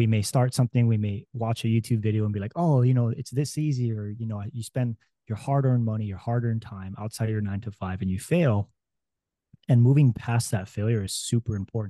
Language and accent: English; Hawaii, United States; moved away as an adult; I was born and raised in Hawaii